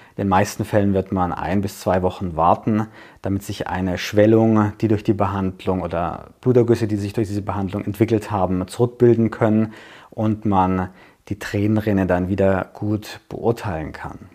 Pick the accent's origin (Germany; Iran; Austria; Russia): Germany; bei uns in Deutschland